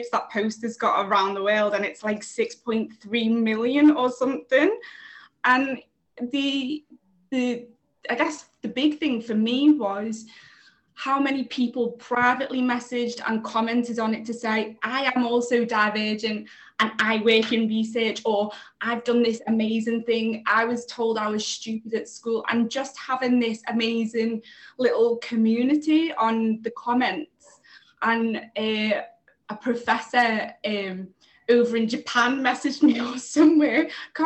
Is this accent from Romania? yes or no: no; Liverpool, North West England, United Kingdom; now in London, United Kingdom; I'm originally from Liverpool. I live here in London now